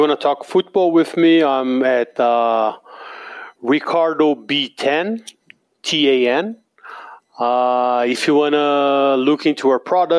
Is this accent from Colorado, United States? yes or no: no; Baltimore, Maryland, United States; born there; Actually, I was born in Baltimore, and Felipe lived there when he was 1, 2, whatever.